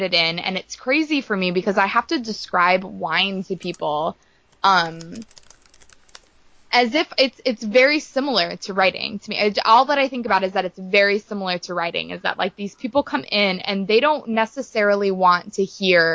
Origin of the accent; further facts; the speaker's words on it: Santa Barbara County wine country, California, United States; it was filmed and takes place in like my hometown